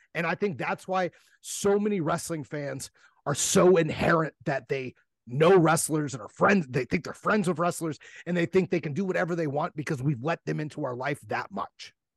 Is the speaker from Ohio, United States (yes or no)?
yes; Ohio, United States; I'm from Ohio. We got a different a, a whole different jargon over here